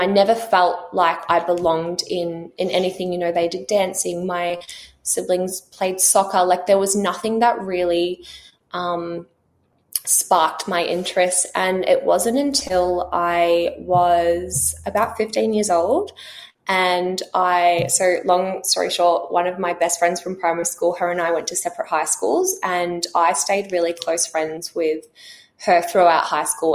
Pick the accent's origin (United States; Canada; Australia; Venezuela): Australia; also born or lived in New Zealand; we grew up in New Zealand. Um, when I was 10, we moved to Australia to a really small country town where we um, mum and dad bought a dairy farm, so we grew up on 400 acres close to the beach.